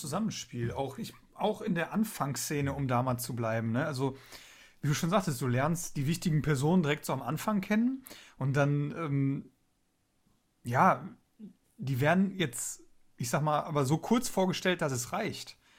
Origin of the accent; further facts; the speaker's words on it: Duisburg, North Rhine-Westphalia, Germany; bei uns in Duisburg